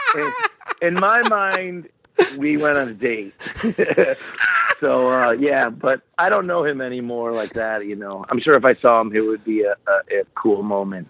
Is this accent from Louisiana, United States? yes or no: no; Buffalo, New York, United States; I grew up in Buffalo